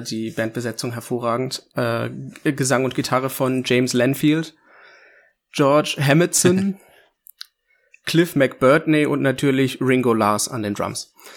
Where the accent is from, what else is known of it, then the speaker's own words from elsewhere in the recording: Bubenreuth, Bavaria, Germany; mein Bubenreuth, also mein Heimatdorf, wo ich herkomme